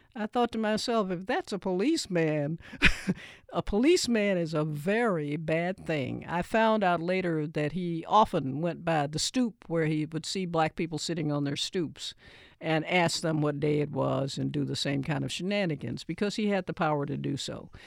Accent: Nashville, Tennessee, United States; when I grew up in Nashville

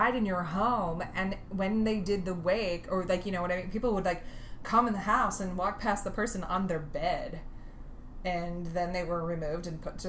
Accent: East Central Illinois, United States; I'm from East Central Illinois.

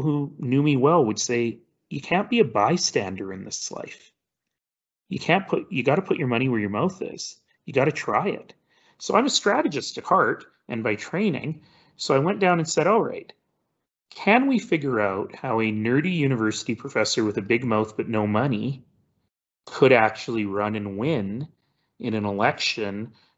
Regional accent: Calgary, Alberta, Canada; also born or lived in Toronto; I was born in Toronto, and I spent much of my 20s there, but I'm really a Calgarian.

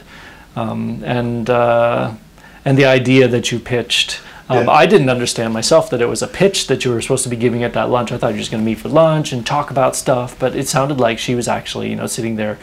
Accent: Illinois, United States; moved away as an adult; now in Stockholm, Sweden; I grew up in Illinois, in the U.S., still a U.S. citizen

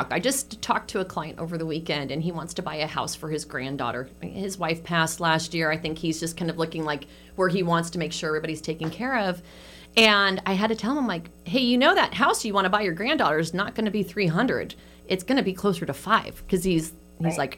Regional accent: San Francisco, California, United States; moved away; I grew up in San

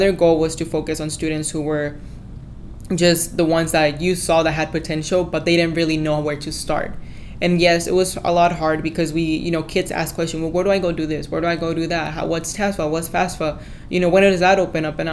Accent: Grand Prairie, Texas, United States; I am a graduate from Grand Prairie High School, and I am 18 years old at the moment.

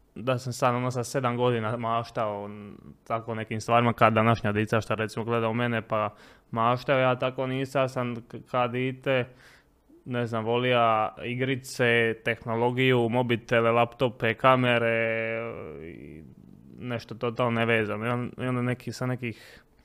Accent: Split, Split-Dalmatia County, Croatia; moved away; also born or lived in Mostar; počeo raditi sezonske poslove kod nas u Splitu

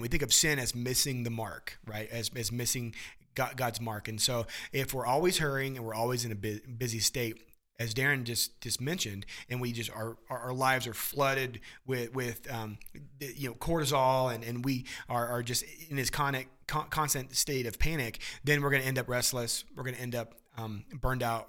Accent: Midwest, United States; growing up in the Midwest

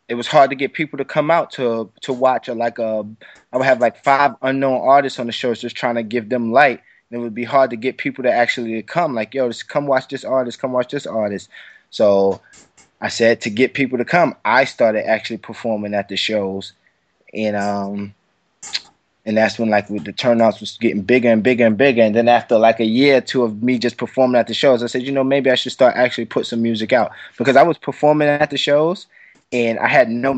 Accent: New York City, New York, United States; Brooklyn, New York, Bed-Stuy to be exact

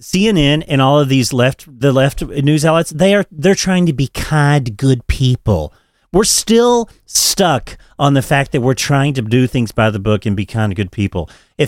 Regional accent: Oklahoma, United States; I'm like from the South and like I'm from Oklahoma.

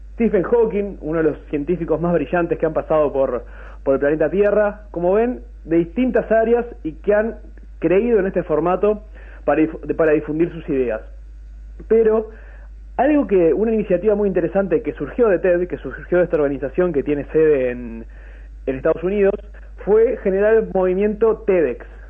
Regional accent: Durazno, Uruguay; yo soy oriundo de Durazno

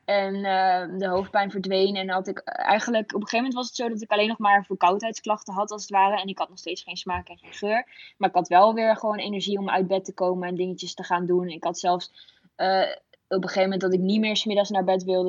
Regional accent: Epe, Gelderland, Netherlands; moved away; Ik kom uit Gelderland op de Veluwe

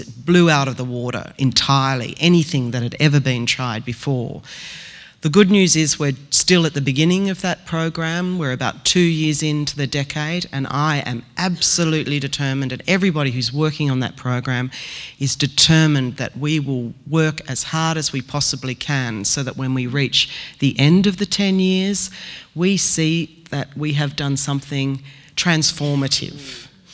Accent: Australia

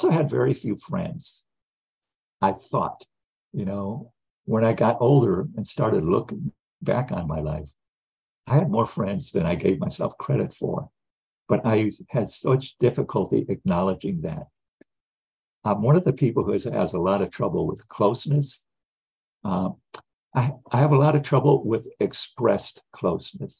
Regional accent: Gary, Indiana, United States; I grew up in the Midwest. I was born in 1949 in Gary, Indiana

